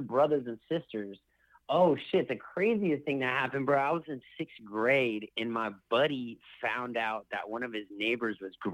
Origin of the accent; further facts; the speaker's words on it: Petaluma, California, United States; I grew up in Sonoma County, up in Petaluma